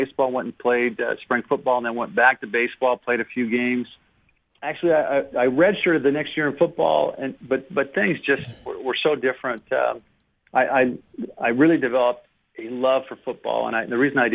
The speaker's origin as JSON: {"language": "English", "town": "Seattle", "region": "Washington", "country": "United States", "tie": "born or raised there", "said": "growing up in Seattle"}